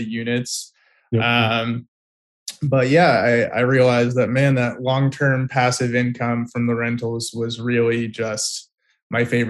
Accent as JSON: {"language": "English", "region": "California", "country": "United States", "tie": "born or raised there", "also_born_or_lived": "Tel Aviv, Israel", "moved": "as an adult", "said": "I grew up in California."}